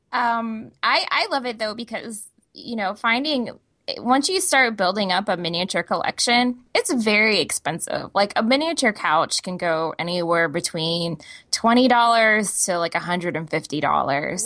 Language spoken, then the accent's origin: English; Texas, United States; moved away; I'm originally from Texas